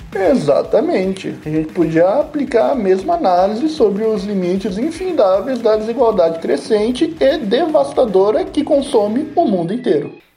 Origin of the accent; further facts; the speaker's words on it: Brazil; Eu, como brasileiro